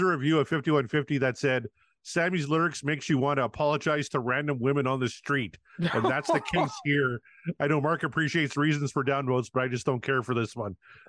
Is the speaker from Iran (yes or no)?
no; Canada; well, especially me, I'm a Canadian.